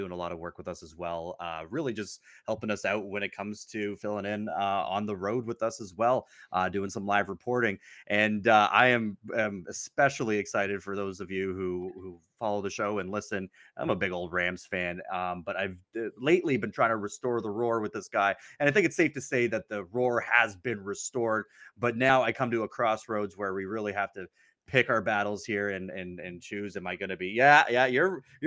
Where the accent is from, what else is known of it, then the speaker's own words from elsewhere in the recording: Canada; us Canadians